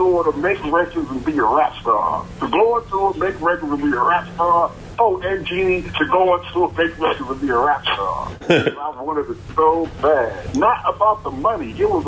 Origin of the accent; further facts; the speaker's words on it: New York City, New York, United States; I'm from New York, from Brooklyn